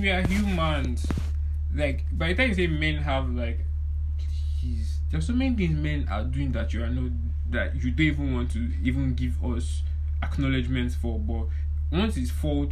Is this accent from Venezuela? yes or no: no; Nigeria; our Nigerian society